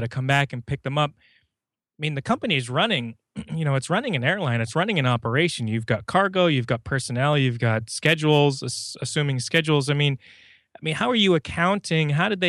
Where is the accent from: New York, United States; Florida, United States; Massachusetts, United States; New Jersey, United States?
Massachusetts, United States; Boston; Yeah, I'm from Boston. I come from up north.